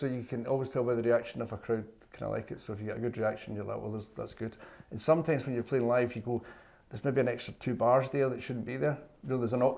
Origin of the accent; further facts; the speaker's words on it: Bothwell, Scotland, United Kingdom; I'm from Bothwell.